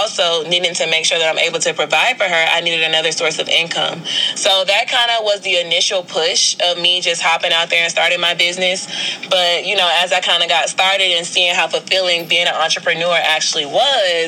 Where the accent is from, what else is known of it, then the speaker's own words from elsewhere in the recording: Prince George's County, Maryland, United States; moved away as an adult; also born or lived in New Orleans, Louisiana; now in Atlanta, United States; I was born in New Orleans, Louisiana, but I grew up in Prince George's County, Maryland